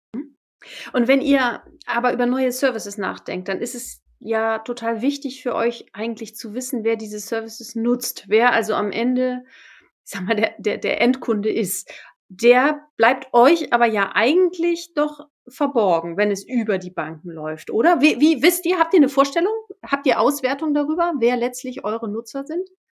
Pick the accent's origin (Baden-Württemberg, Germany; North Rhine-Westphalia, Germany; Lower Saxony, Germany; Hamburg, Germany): Hamburg, Germany; würde ich als Hamburgerin